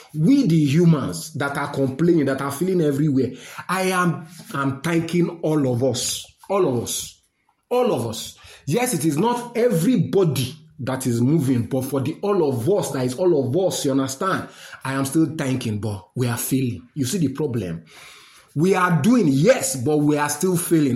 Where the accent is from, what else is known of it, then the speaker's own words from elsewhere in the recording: Nigeria; as a Nigerian, normal man